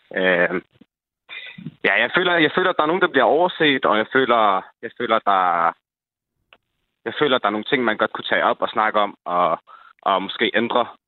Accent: Holbæk, Zealand, Denmark; born or raised there

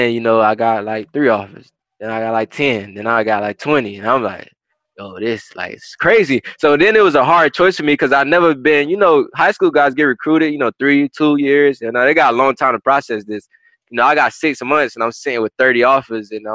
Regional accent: Hollywood, Florida, United States; I'm representing my hometown.

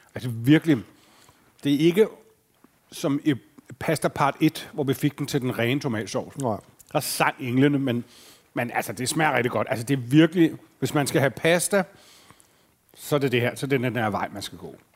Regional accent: Fredensborg, Capital Region of Denmark, Denmark; Jeg arbejdede på sådan en Texaco-tank, da jeg voksede op i Fredensborg

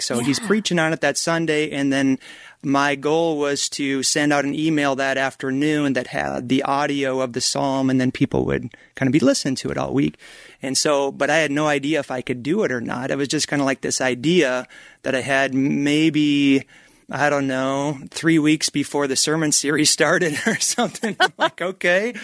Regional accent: Minnesota, United States; moved away as an adult; also born or lived in Colorado Springs, Colorado / Flagstaff, Arizona; I grew up in Minnesota

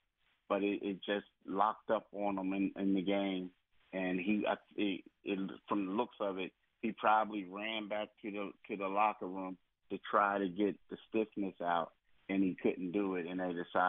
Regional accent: Philadelphia, Pennsylvania, United States; I did grow up in Philly

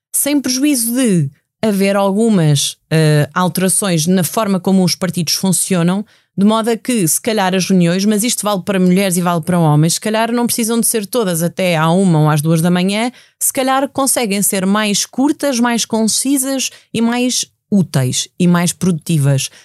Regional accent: Leiria District, Portugal; na minha terra, que, que foi dizimada o, o incêndio no, no Pinhal de Leiria

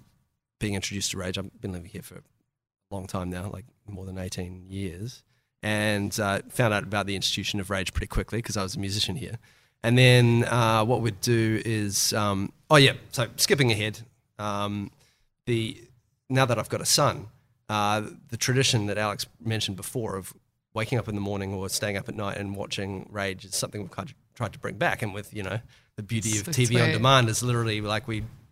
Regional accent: Auckland, New Zealand; I grew up in Auckland, New Zealand.

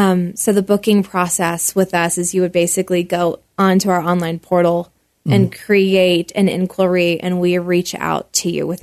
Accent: Nashville, Tennessee, United States; moved away as an adult; now in Colorado Springs, United States; I am from Music City.

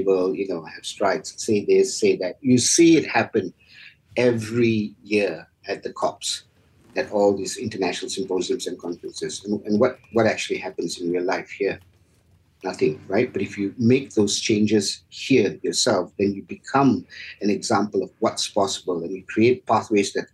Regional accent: Malaysia

